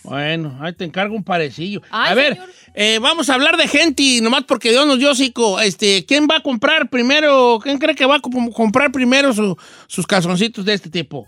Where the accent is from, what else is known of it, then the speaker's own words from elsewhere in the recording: Michoacán, Mexico; como yo soy de Michoacán, ya somos muy especiales para las carnitas